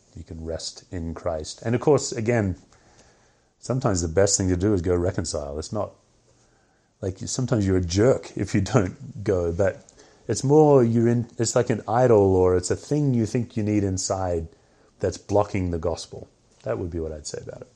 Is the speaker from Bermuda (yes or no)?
no; Australia; moved away; I'm Australian